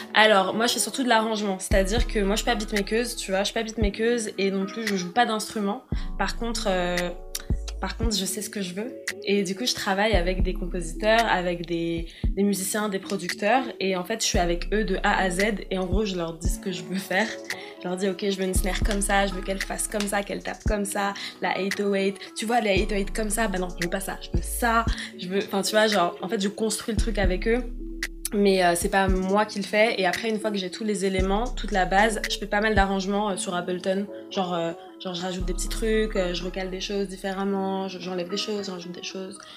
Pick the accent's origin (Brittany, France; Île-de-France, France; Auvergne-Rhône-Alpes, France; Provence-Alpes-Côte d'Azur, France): Île-de-France, France; Paris; 24 ans et je viens de Paris